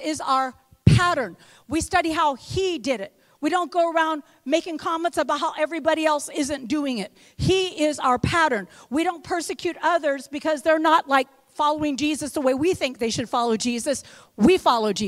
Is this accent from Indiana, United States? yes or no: yes; West Lafayette, Indiana, United States; I'm from the real Indiana. I'm from West Lafayette, Indiana.